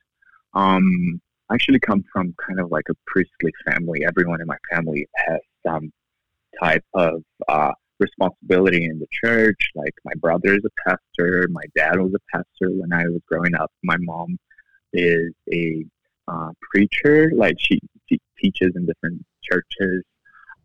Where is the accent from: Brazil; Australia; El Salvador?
Brazil; now in United States; I'm originally from Brazil, but I've been here all of my adult life in the U.S.